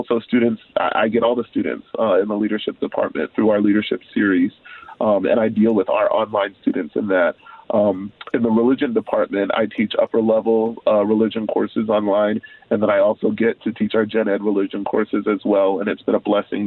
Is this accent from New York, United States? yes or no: yes; New York City, New York, United States; moved away as an adult; also born or lived in Chicago, United States / Portland, United States; now in St. Louis, United States; I was born and raised in New York City